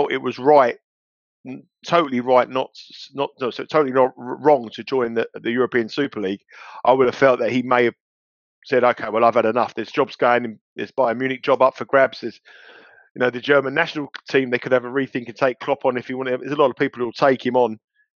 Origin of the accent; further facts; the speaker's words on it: London, United Kingdom; when I was a kid growing up in London, in North London